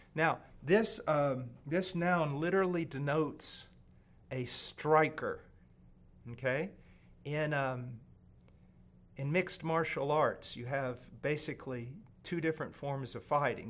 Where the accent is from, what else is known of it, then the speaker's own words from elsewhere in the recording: United States; I'm an American